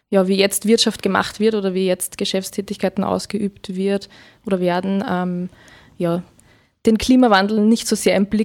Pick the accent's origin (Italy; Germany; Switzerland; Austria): Austria; Freistadt, Upper Austria; born there; now in Linz, Austria; ich bin 26 Jahre alt, bin gebürtige Freistädterin, lebe aber jetzt schon seit einigen Jahren in Linz, studiumsbedingt